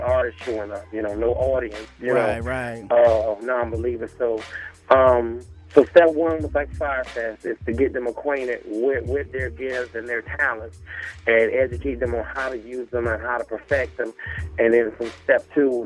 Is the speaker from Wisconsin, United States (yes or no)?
no; Myrtle Beach, South Carolina, United States; moved away; also born or lived in Nashville, Tennessee; hailing from the Myrtle Beach, South Carolina area